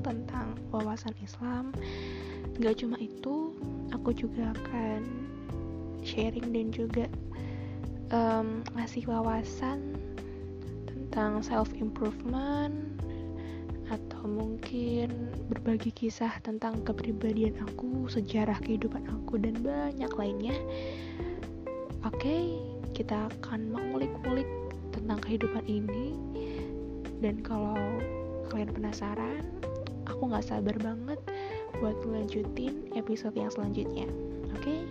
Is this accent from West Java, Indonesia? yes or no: no; Surabaya, East Java, Indonesia; Aku dari Surabaya